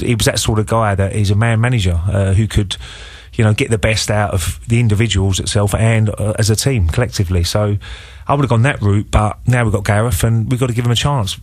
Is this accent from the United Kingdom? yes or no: yes; England, United Kingdom; we're English